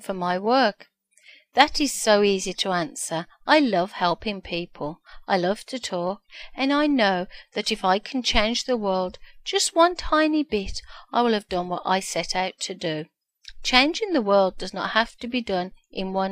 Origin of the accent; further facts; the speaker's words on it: Birmingham, West Midlands, United Kingdom; accent: Brummie; moved away as an adult; now in Ontario, Canada; I was born in the UK, Birmingham, the second biggest city after London. I moved to Ontario, Canada, 12 years ago. And yes, amazingly enough, I still have my Brummie accent.